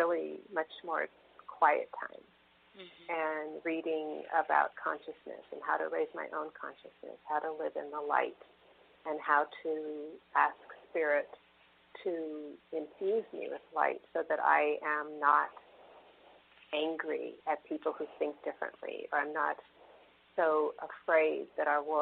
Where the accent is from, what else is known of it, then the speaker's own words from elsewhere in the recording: San Francisco, California, United States; growing up in San Francisco